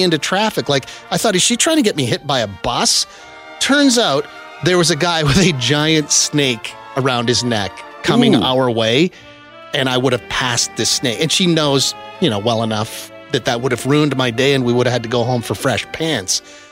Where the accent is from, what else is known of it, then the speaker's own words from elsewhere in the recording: small town Saskatchewan, Canada; moved away; in small town Saskatchewan